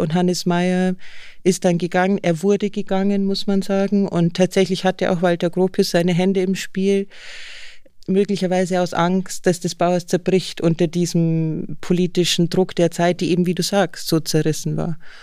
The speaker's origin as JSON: {"language": "German", "region": "Bavaria", "country": "Germany", "said": "ich komme ja aus Bayern"}